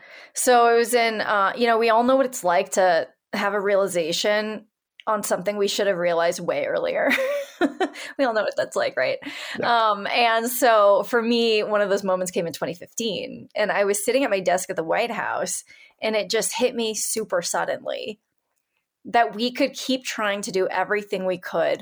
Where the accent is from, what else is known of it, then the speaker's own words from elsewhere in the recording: California, United States; I'm from Northern California.